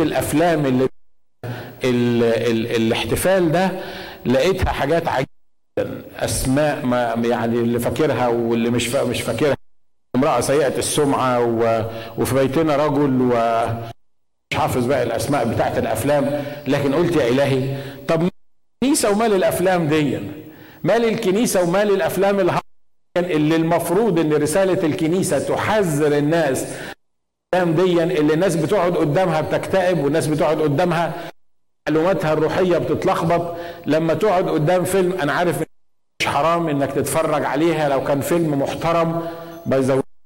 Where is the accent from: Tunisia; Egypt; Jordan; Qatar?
Egypt; moved away; عندنا في مصر